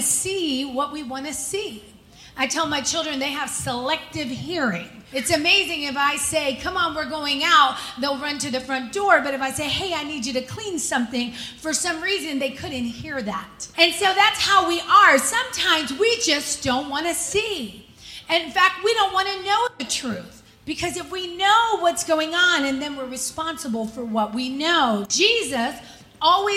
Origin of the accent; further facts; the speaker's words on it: Virginia, United States; growing up in Virginia, we would go to the state fair